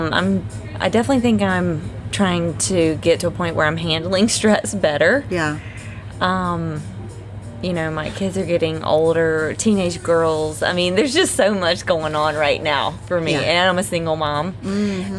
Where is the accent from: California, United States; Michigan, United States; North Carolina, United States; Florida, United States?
North Carolina, United States; Greensboro; I am from Greensboro, North Carolina.